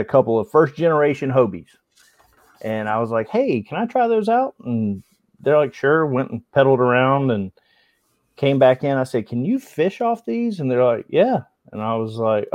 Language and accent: English; Tallahassee, Florida, United States; I'm from Tallahassee, Florida originally. Grew up here, went to college at Florida State